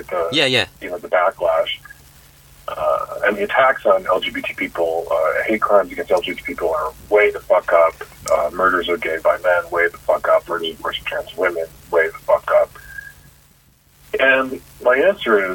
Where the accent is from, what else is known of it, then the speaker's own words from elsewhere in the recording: Chicago, Illinois, United States; moved away; the apartment I grew up in Chicago